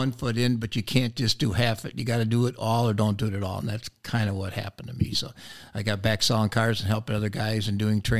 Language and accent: English; Rochester, New York, United States; moved away as an adult; now in Oshkosh, United States; I came here back in 1969 from college. I'm from Rochester, New York